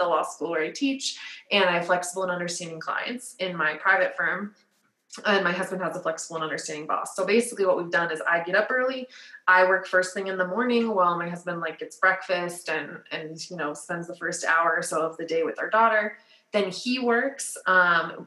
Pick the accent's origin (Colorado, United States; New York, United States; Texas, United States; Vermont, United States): Colorado, United States; Littleton; I grew up in Littleton. I went to law school and grad school and undergrad at DU. Like, I've never moved